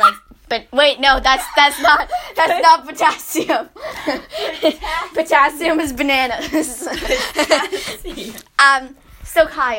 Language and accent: English; United States; we're American.